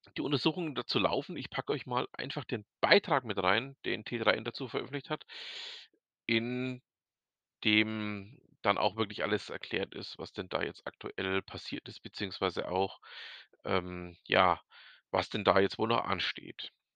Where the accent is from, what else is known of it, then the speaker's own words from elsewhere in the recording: Franconia, Bavaria, Germany; bei uns in Franken